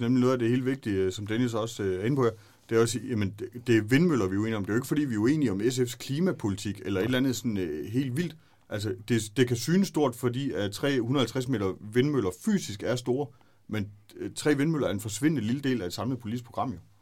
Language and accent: Danish; Brudager, Southern Denmark, Denmark; jeg er født og opvokset ude i Brudager